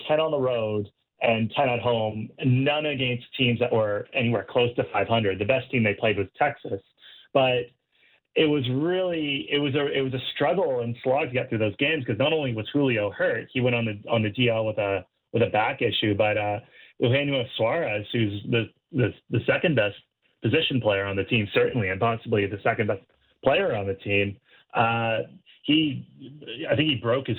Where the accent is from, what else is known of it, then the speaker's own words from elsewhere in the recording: Canada; I feel more attuned to the West Coast than I do as a Canadian.